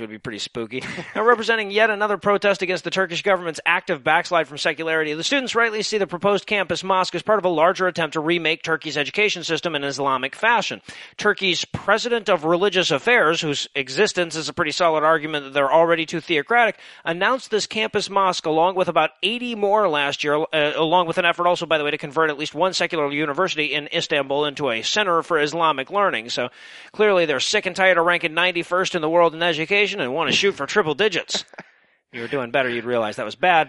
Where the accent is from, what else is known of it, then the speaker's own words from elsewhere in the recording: United States; I'm American.